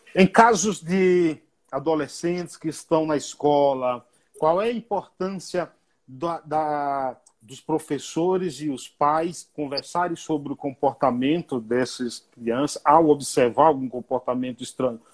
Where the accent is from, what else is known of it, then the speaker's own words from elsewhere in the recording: Bahia, Brazil; Lá na roça, lá na Bahia, onde eu nasci